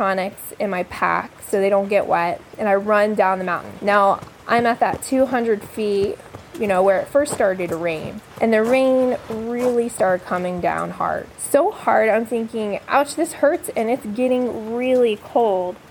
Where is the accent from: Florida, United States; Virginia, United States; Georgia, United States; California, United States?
Florida, United States; now in Phoenix, United States; I'm originally from Florida